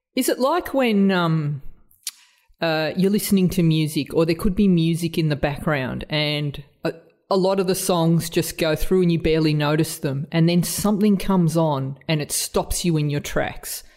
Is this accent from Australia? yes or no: yes; Australia; accent: Australian; my Australian accent